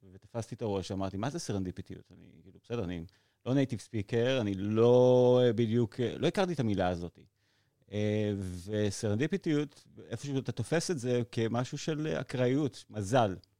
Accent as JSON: {"language": "Hebrew", "town": "Modi'in-Maccabim-Re'ut", "region": "Central District", "country": "Israel", "tie": "born or raised there", "said": "גדלתי ברעות"}